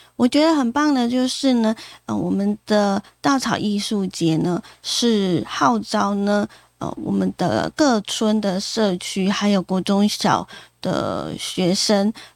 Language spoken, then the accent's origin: Chinese; Yilan County, Taiwan; 我们宜兰的故乡